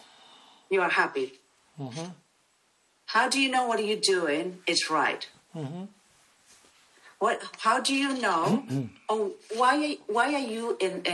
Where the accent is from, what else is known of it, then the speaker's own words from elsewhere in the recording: Peru; I'm South American, Peruvian